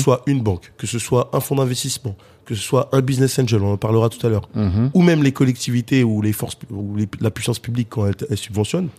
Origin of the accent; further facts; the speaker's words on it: Cergy, Île-de-France, France; je suis né euh, à Sergy, dans le 95 dans le Val d'Oise